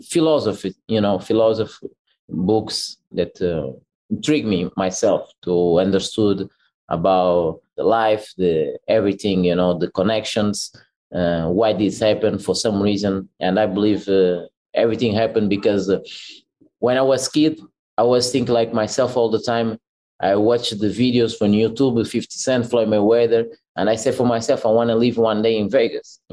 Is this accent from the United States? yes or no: no; Portugal; I grew up in Portugal